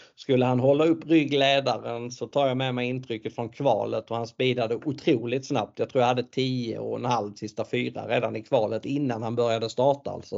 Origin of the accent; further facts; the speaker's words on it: Sweden; vi svenskar